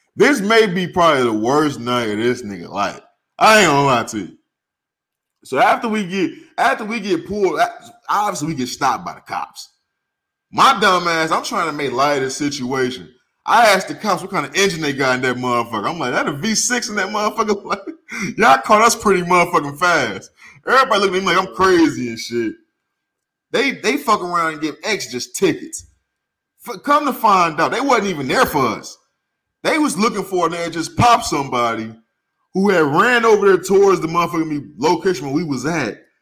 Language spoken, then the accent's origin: English; St. Louis, Missouri, United States; moved away as an adult; I moved from St. Louis two weeks after I graduated high school.